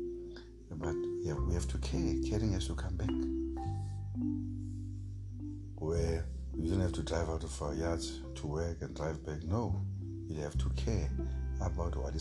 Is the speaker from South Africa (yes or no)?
yes; South Africa; as South African men